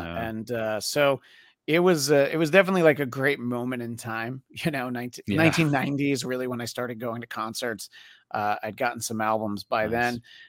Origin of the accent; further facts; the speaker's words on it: New York City, New York, United States; now in Los Angeles, United States; I've lived in LA for 20 years, but I grew up in the New York City area.